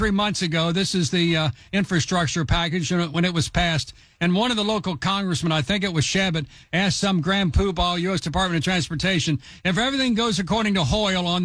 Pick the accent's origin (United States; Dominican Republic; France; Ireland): United States; Cincinnati, Ohio; also born or lived in Covington, Kentucky; my hometown of Covington